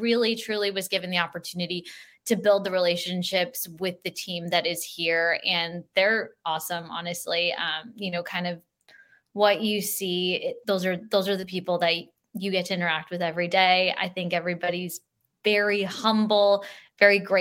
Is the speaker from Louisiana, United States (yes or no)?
no; California, United States; also born or lived in Green Bay / Colorado / San Diego / Sacramento; I'm a California native. I don't want to leave my home state ever again